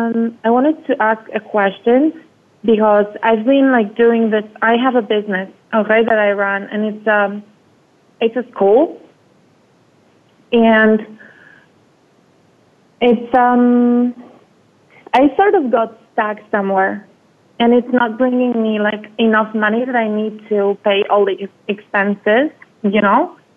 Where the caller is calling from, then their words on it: Spain; I'm calling from Spain.